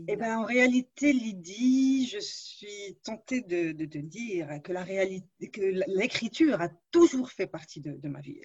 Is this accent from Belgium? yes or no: no; Morocco; je suis née au Maroc, je ne voyais pas d'écrivains autour de moi, il n'y avait pas beaucoup de librairies.